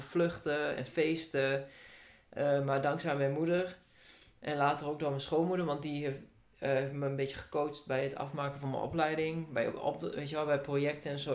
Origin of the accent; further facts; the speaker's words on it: Hengelo, Overijssel, Netherlands; Ik kom uit Hengelo